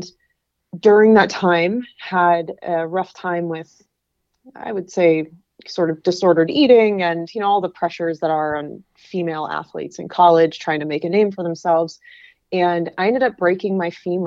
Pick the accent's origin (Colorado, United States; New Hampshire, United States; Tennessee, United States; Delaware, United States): New Hampshire, United States; moved away as an adult; also born or lived in Pennsylvania; I grew up in New Hampshire